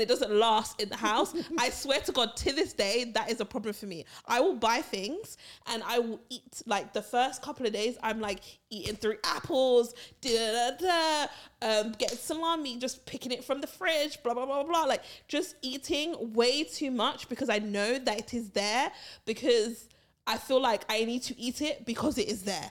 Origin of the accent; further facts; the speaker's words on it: Barbados; when we were growing up in Barbados